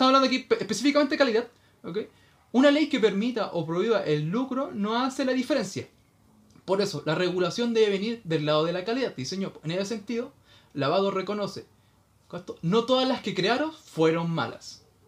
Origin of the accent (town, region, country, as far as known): Chile